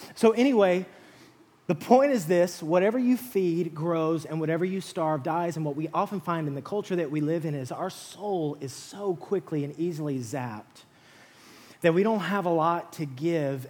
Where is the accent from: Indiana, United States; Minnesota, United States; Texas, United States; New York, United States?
Texas, United States; West; moved away; I grew up in West Texas